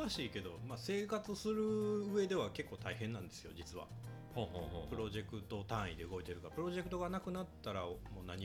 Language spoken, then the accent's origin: Japanese; Kobe, Hyogo, Japan; accent: Kansai dialect; moved away as an adult; also born or lived in Tokyo; now in Osaka, Japan; 僕まあ関西ですよ実家はあ実家は関西